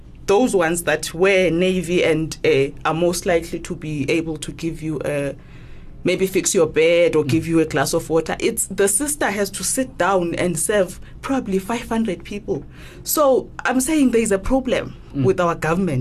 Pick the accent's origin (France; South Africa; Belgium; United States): South Africa; now in Gauteng, South Africa; in my hometown